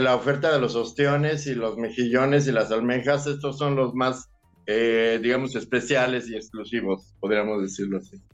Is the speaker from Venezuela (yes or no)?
no; Mexico